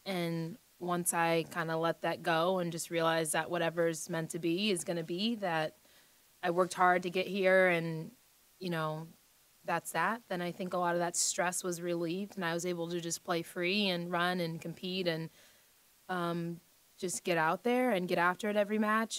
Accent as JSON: {"language": "English", "country": "United States", "said": "being an American player"}